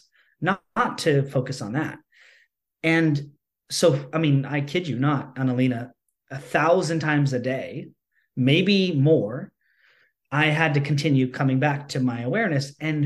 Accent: United States; I grew up as an American capitalistic society, you know, person

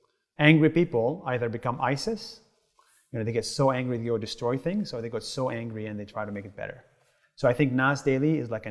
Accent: Nazareth, Northern District, Israel; So I grew up in Israel, right, as a Palestinian.

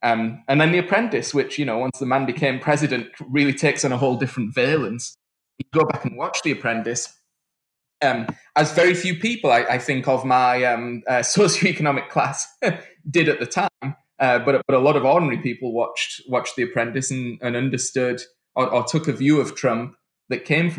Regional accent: United Kingdom; moved away; I mean, I'm from the United Kingdom, but I'd left in 2000, and I just didn't recognize what had happened.

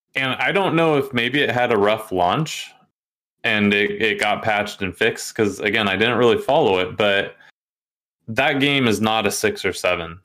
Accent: Oregon, United States; I'm from Oregon

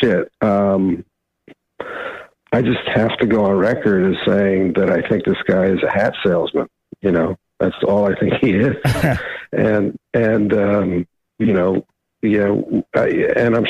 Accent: New York, United States; I'm from New York

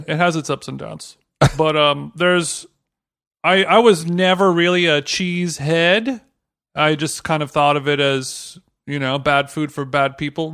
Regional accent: Orange County, California, United States; now in Los Angeles, United States; growing up in Orange County

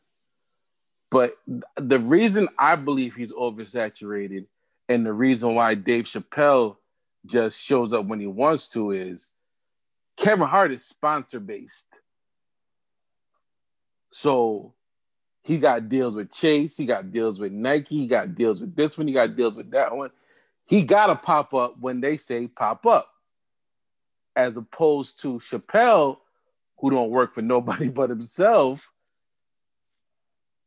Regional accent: Jamaica; as a Jamaican

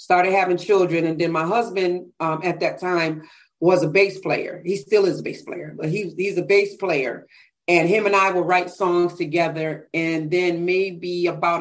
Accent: Bridgeport, Connecticut, United States; I'm from Bridgeport, Connecticut.

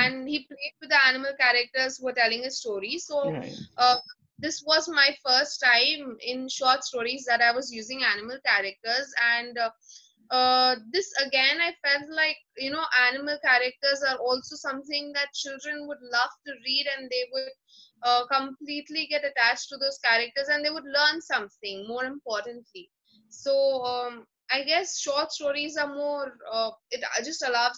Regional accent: India; English is a second language

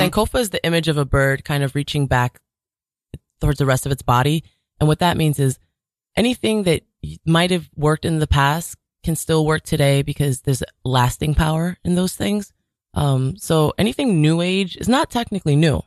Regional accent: New York City, New York, United States; I was born and raised in Jamaica, Queens

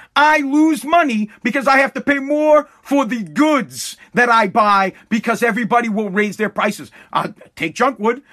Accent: Massachusetts, United States; I'm from Massachusetts

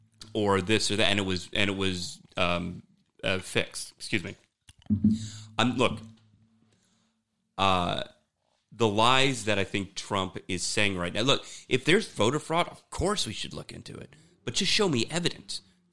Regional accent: Germany; Right, we're from Germany. We go over there in Berlin.

